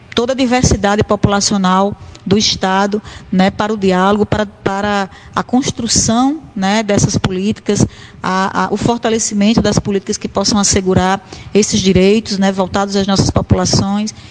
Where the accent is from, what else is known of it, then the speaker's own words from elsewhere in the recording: Currais Novos, Rio Grande do Norte, Brazil; moved away as an adult; now in Natal, Brazil; saio de Currais Novos, da minha terra natal, e venho para Natal